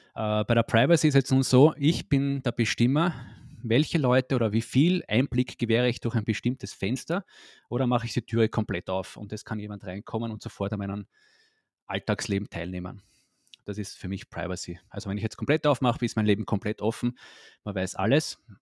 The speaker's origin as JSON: {"language": "German", "country": "Austria", "moved": "yes", "said": "ursprünglich komme ich aus Österreich, lebe aber schon länger nicht mehr in Österreich"}